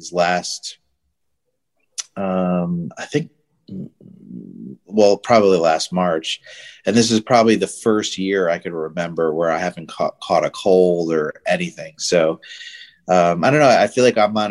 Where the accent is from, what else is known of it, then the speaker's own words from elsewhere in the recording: Northwest New Jersey, United States; now in Florida, United States; I grew up in New Jersey. So, Northwest New Jersey, next to Pennsylvania, really small town.